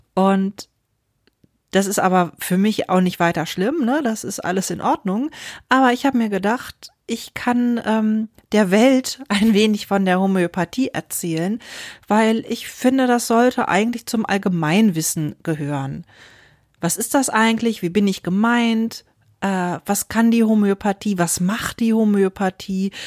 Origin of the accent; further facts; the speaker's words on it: Wuppertal, North Rhine-Westphalia, Germany; moved away as an adult; also born or lived in Berlin; als ich aber auch noch sehr klein war, sind wir dann nach Deutschland gekommen, nach Wuppertal